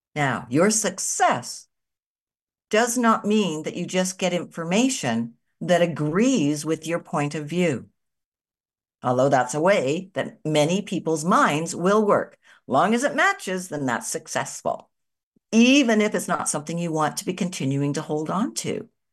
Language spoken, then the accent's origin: English; Canada; I'm a Canadian living in Canada still